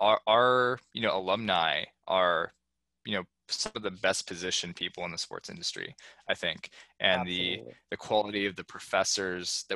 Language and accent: English; San Francisco, California, United States; I grew up in San Francisco, California, for the most part